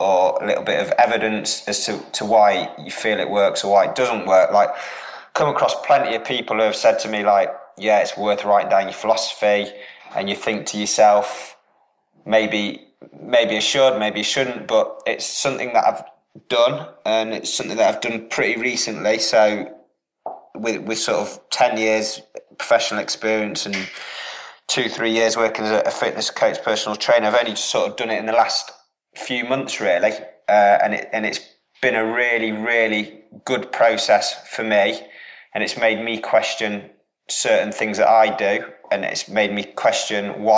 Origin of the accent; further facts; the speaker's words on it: Derby, East Midlands, United Kingdom; moved away; also born or lived in Norwich; I'm from the Midlands originally, so I'm from Derby